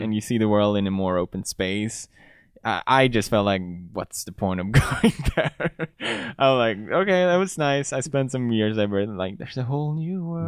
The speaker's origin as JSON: {"language": "English", "town": "Gothenburg", "region": "Västra Götaland", "country": "Sweden", "tie": "born or raised there", "also_born_or_lived": "Italy", "moved": "as an adult", "lives_now": "United Kingdom", "said": "I grew up in Gothenburg"}